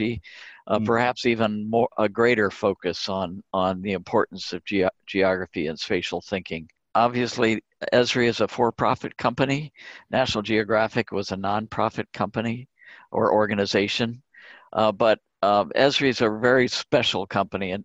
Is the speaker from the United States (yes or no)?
yes; Indianapolis, Indiana, United States; also born or lived in Connecticut; I grew up in Indianapolis